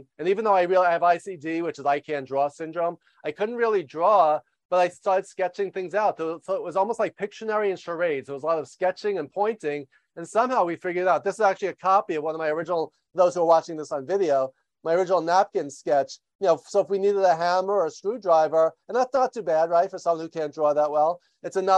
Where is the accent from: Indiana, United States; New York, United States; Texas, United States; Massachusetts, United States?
New York, United States; moved away as an adult; also born or lived in Los Angeles; after years growing up in New York. I moved